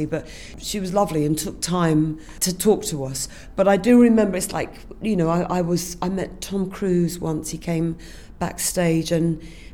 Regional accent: London, United Kingdom; I come from Finchley

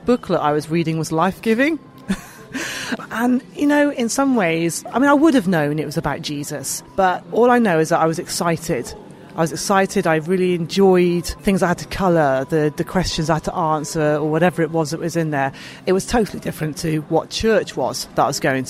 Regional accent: Bath, South West England, United Kingdom; moved away as an adult; also born or lived in Cheltenham; I was born in Bath, near Bristol, and so that was where I was brought up

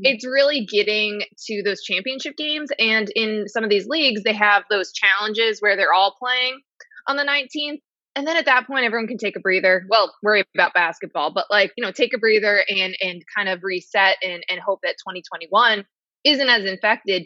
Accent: United States; I grew up in New York or New Jersey, but New York sports.

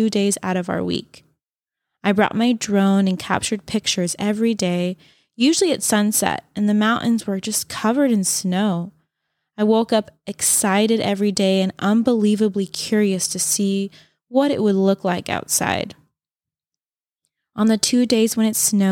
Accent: United States; growing up near Lake Tahoe

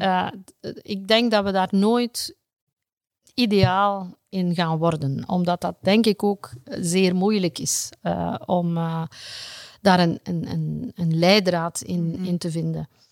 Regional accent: Flanders, Belgium

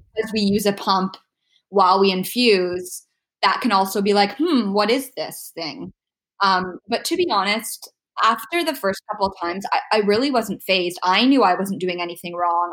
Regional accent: Ontario, Canada; moved away as an adult; also born or lived in Abu Dhabi; now in Vancouver, Canada; we are both from Ontario

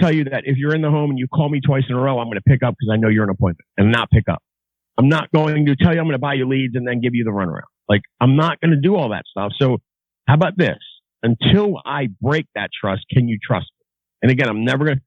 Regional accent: Baltimore, Maryland, United States; I grew up in Baltimore.

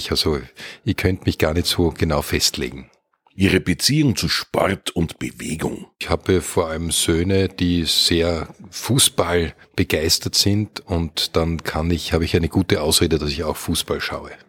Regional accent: Vienna, Austria; born there; Ja, das ist bei mir sehr simpel. Ich bin in Wien auf die Welt gekommen und ich lebe auch in Wien.

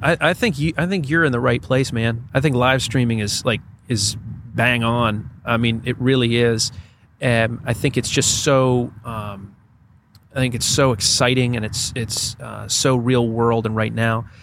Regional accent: Greensboro, North Carolina, United States; born or raised there

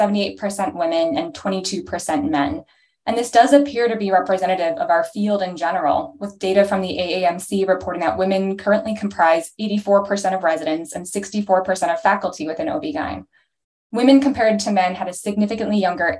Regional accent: Toronto, Ontario, Canada; moved away as an adult; also born or lived in Chicago, Illinois / North Carolina; now in Portland, United States; I'm from Toronto, Canada initially

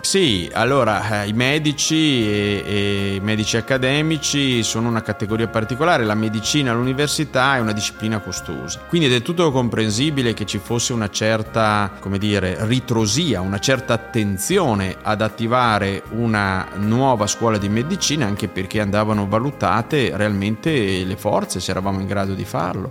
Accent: Ziano di Fiemme, Trentino-Alto Adige, Italy; also born or lived in Cavalese; io sono cresciuto in un paese che si chiama Ziano di Fiemme, ma sono nato a Cavalese perché l'ospedale sta lì

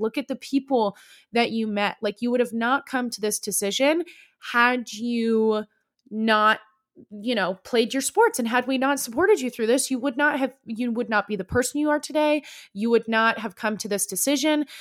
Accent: Bay Area, California, United States; moved away; a small school in, um, the Bay Area called Saint Mary's College. And I, it was only, like, fifteen minutes away from my home. And, like, my hometown, like, it was basically where I grew up was that college

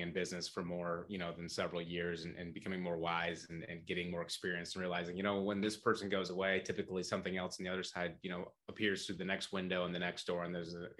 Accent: Michigan, United States; I'm from Michigan, this summer I took our twin five-year-olds to the local county fair where I'm from

